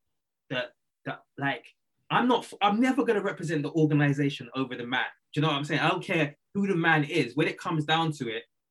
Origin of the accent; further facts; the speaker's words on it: London, United Kingdom; I'm from London.